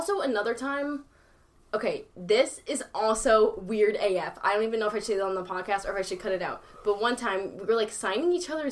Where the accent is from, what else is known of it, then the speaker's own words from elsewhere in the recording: United States; I'm literally, like, born and raised here